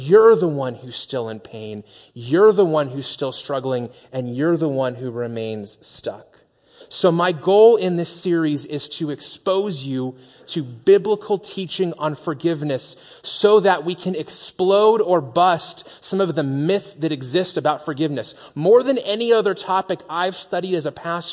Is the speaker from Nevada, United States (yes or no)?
yes; Las Vegas, Nevada, United States; moved away; also born or lived in Phoenix; I grew up in Las Vegas